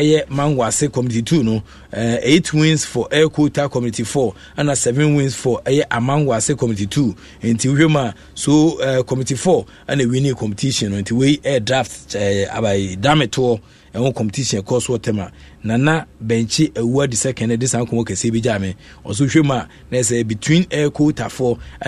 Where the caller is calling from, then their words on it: Calgary, Alberta, Canada; I'm … from Canada Calgary